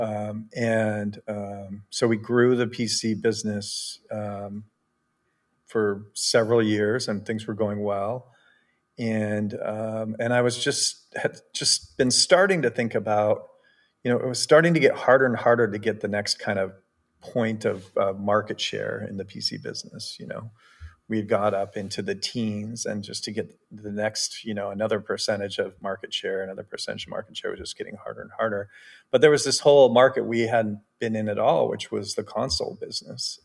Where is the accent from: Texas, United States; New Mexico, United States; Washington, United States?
Washington, United States; Bellevue; I grew up in Bellevue, Washington, which is next to Redmond, Washington